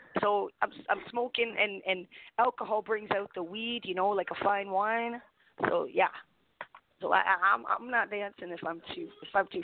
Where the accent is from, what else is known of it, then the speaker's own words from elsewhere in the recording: Canada; I'm Canadian. Y'all think I talk funny